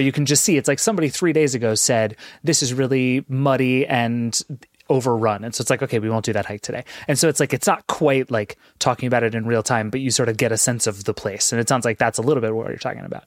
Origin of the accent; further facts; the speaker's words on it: East Coast, United States; I'm from the East Coast where, like, the Appalachian Trail is a thing people